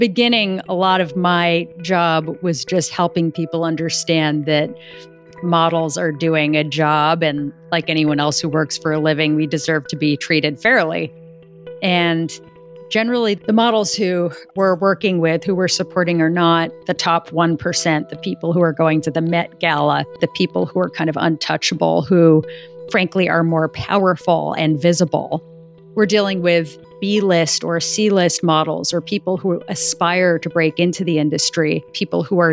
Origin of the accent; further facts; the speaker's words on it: New York City, New York, United States; I grew up in New York City.